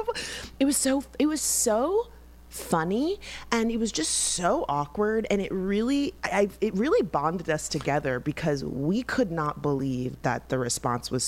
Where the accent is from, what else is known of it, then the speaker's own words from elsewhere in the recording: West Palm Beach, Florida, United States; growing up in West Palm Beach and going to Catholic school